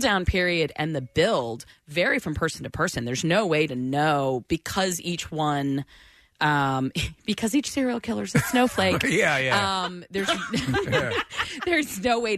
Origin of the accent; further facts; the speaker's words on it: Florida, United States; I grew up in Florida